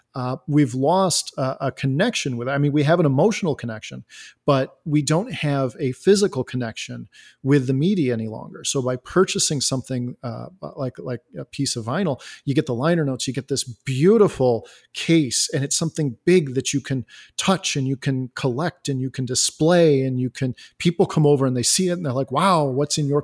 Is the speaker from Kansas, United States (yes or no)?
no; Elgin, Illinois, United States; I am from Elgin, Illinois